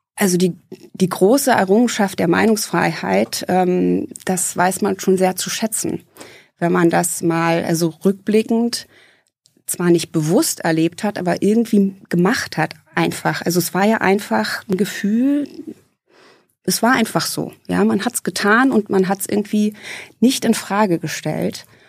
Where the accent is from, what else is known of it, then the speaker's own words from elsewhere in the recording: Eisenhüttenstadt, Brandenburg, Germany; now in Hesse, Germany; Ich bin in Eisenhüttenstadt aufgewachsen